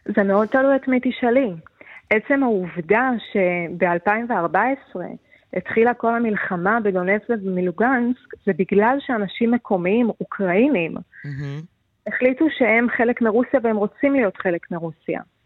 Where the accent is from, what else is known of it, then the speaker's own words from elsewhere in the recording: Israel; moved away as an adult; now in Kyiv, Ukraine; כישראלית שיודעת מה זה רעשים של מטוסים, מישהי ששירתה בצבא